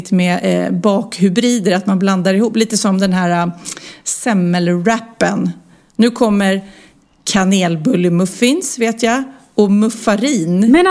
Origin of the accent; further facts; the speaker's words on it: Luleå, Norrbotten County, Sweden; och, eh, vi kom från Luleå och inte var bortskämda alls med att träffa kändisar så ofta.